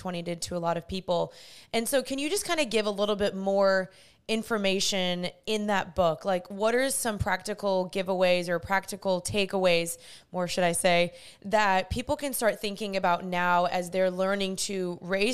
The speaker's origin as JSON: {"language": "English", "country": "United States", "tie": "born or raised there", "said": "I was born in the States"}